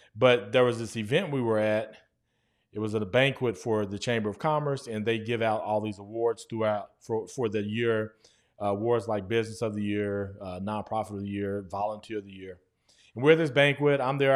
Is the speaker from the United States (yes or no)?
yes; Guthrie, United States; moved away; when I first moved back to my hometown, Guthrie, America